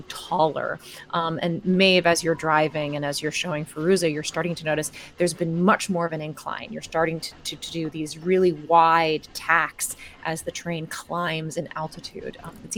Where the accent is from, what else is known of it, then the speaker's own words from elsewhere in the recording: New York, United States; I mean, growing up in New York and these places with the light pollution